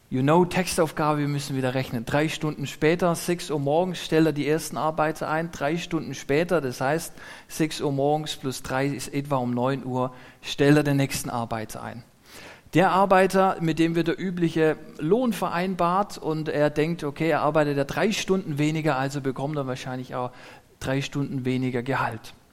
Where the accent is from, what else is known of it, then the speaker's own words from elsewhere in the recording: Neubulach, Baden-Württemberg, Germany; wo ich herkomme aus Neubulach, da gibt es ein, ein Gasthaus, Mönchswasen heißt es.